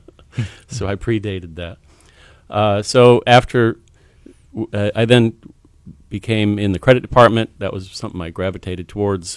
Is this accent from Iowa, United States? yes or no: yes; Waterloo, Iowa, United States; I grew up in Waterloo, Iowa, a seventh in a family of ten